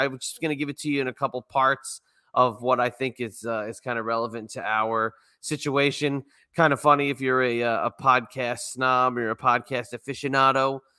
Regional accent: Virginia, United States; my home state here of Virginia

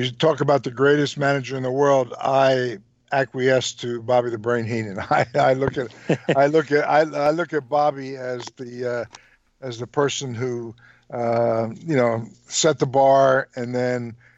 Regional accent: Trenton, New Jersey, United States; I was born and raised in Trenton, New Jersey

